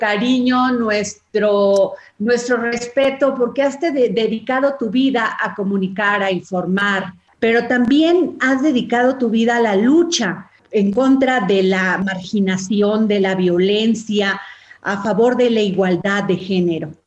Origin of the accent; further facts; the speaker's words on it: Veracruz, Mexico; now in Mexico City, Mexico; muchas personas llegamos de la provincia y hacemos nuestra esta ciudad y sí pasa como un tiempo en lo que te acostumbras. Yo soy de Veracruz